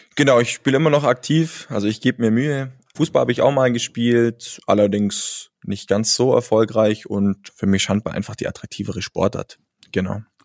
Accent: Allgäu, Bavaria, Germany; Als Allgäuer

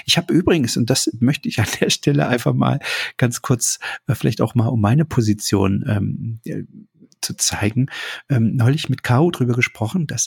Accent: East Germany, Germany; Also ich bin in der DDR aufgewachsen. Natürlich gab es bei uns auch Menschen aus anderen Ländern.

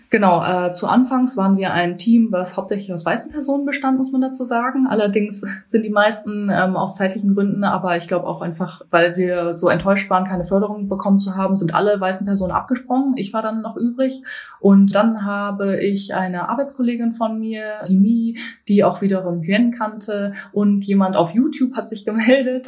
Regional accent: Bielefeld, North Rhine-Westphalia, Germany; moved away as an adult; now in Berlin, Germany; Ich bin äh, in Bielefeld aufgewachsen

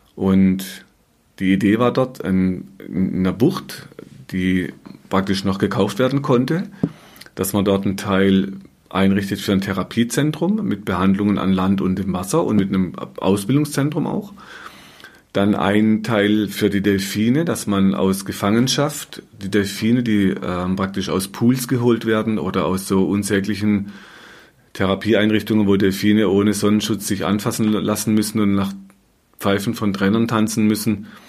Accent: Black Forest, Baden-Württemberg, Germany; moved away as an adult; in Deutschland, in meiner alten Heimat im Schwarzwald

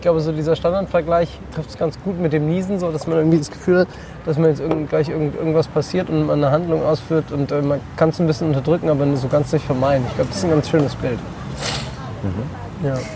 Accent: Roßdorf, Hesse, Germany; also born or lived in Frankfurt / Erfurt; Rostorf dazu, wo ich herkomme

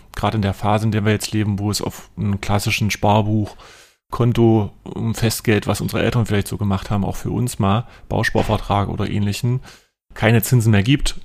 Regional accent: near Lutherstadt Eisleben, southern Saxony-Anhalt, Germany; moved away as an adult; now in Magdeburg, Germany; aufgewachsen bin ich im südlichen Sachsen-Anhalt, Lutherstadt Eisleben, da in der Umgebung in einem kleinen Dorf

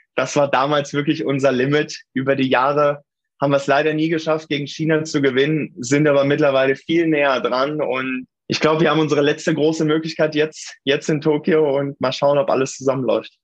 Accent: Hameln, Lower Saxony, Germany; ich bin in Tündern aufgewachsen. Das ist ein Ortsteil von der Rappenfängerstadt Hameln

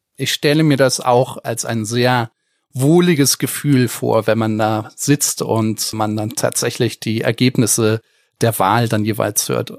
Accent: Germany; accent: Rhenish; ich als Eifler Jung habe immer darunter zu leiden, dass mich alle auf meinen schönen rheinischen Akzent ansprechen

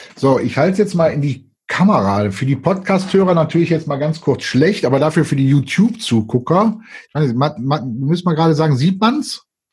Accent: Cologne, North Rhine-Westphalia, Germany; wir Kölner

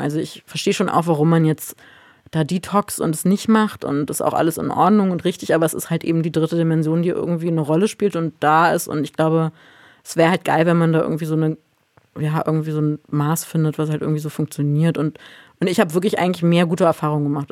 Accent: Berlin, Germany; dass ich hier in Berlin als Berlinerin sitze

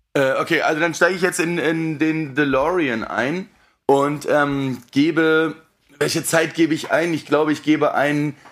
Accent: Berlin, Germany; Ich komme aus Berlin

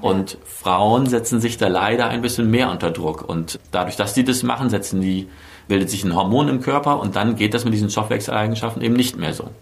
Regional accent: Bremerhaven, Bremen, Germany; moved away as an adult; also born or lived in Berlin; now in Mainz, Germany; ursprünglich komme ich aus Bremerhaven

